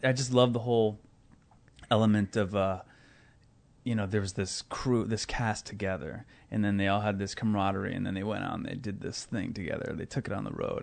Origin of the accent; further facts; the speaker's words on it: Omaha, Nebraska, United States; I grew up in Omaha, Nebraska.